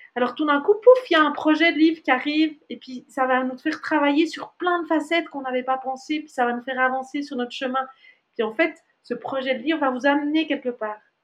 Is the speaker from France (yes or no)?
no; Switzerland; moved away as an adult; en tant que Suisse